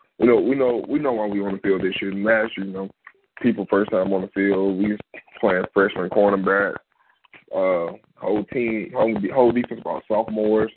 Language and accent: English; Tuskegee, Alabama, United States; I'm from Tuskegee originally